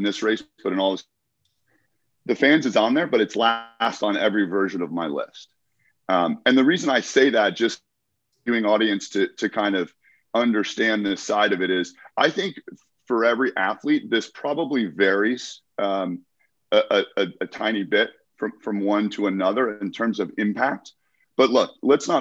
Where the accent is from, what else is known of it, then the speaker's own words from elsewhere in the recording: United States; I competed in my home country